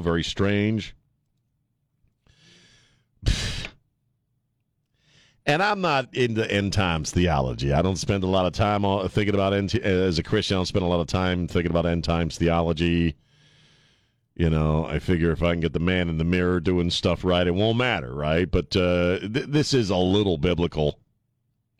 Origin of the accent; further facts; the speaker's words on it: Maryland, United States; moved away; I would follow the Orioles when I was growing up in Maryland